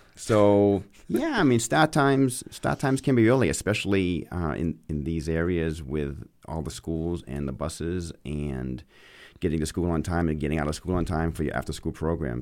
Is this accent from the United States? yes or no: yes; Auburn, Maine, United States; accent: Maine; moved away as an adult; also born or lived in Boston; now in Bedford, United States; when I was growing up in Maine, people asked me where my accent was from